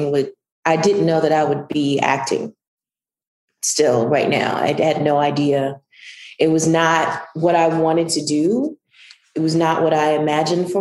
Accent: Southwest Mississippi, United States; moved away; And I'm from Southwest Mississippi

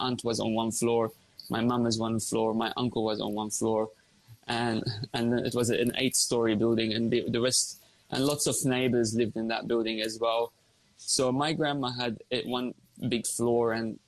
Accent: Lebanon; moved away as an adult; now in Australia; I came to Australia from Lebanon when I turned 18 with a dream to be a doctor. I've always wanted to be a doctor. You know, when you come from a Lebanese family, they always want you to be a doctor

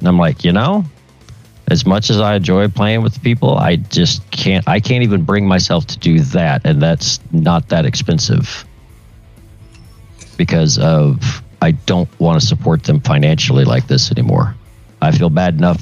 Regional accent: Tulsa, Oklahoma, United States; it's my home city

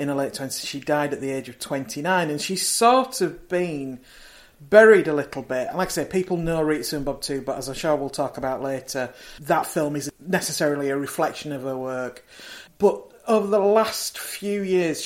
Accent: Leeds, Yorkshire and the Humber, United Kingdom; where I grew up in Leeds is not that far away from Buttershaw

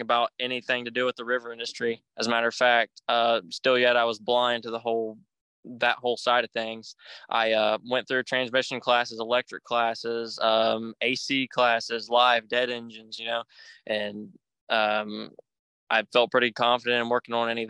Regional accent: Huntington, West Virginia, United States; I was born in Huntington, West Virginia, right across the river from Proctorville, Ohio in 2002

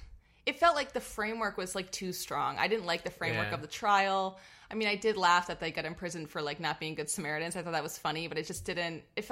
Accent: Rhode Island, United States; moved away; I am originally from Rhode Island.

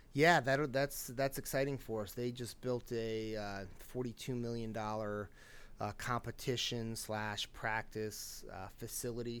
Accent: Pennsylvania, United States; moved away; I'm from Pennsylvania originally.

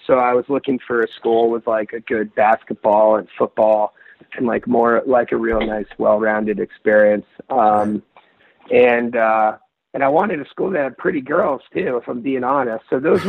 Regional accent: Northeast, United States; growing up in the Northeast and going to school in Virginia, it was a little bit of a culture shock.

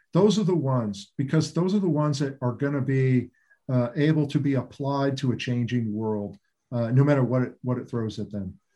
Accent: Roswell, New Mexico, United States; I was born in Roswell, New Mexico

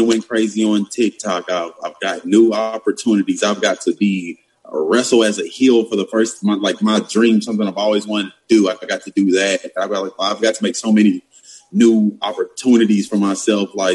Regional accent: Madisonville, Kentucky, United States; she grew up where I grew up in Madisonville, Kentucky

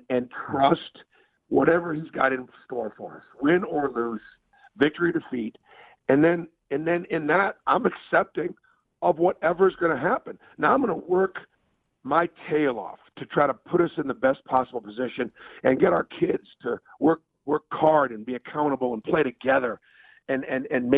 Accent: Northeast, United States; moved away; growing up in the Northeast

